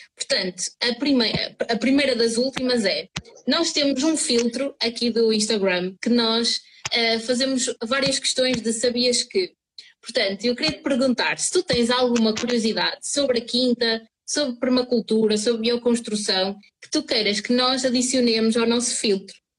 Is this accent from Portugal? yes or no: yes; São João da Madeira, Norte, Portugal; eu sou de São João da Madeira e na altura em que eu estudava aqui na escola secundária